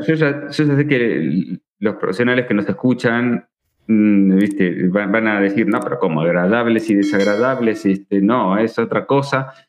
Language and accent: Spanish; Argentina; soy argentino